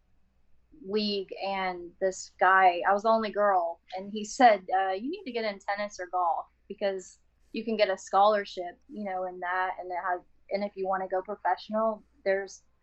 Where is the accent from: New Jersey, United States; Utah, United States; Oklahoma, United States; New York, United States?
Oklahoma, United States; I grew up in Oklahoma playing Missouri Valley